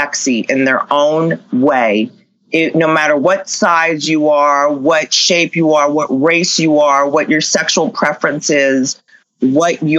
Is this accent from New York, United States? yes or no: yes; Long Island, New York, United States; moved away; I grew up in Long Island, New York